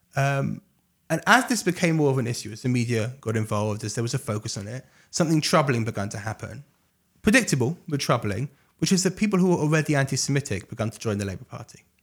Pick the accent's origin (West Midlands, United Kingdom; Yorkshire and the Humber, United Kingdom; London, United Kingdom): London, United Kingdom; now in Jerusalem, Israel; I grew up in England, uh, grew up in London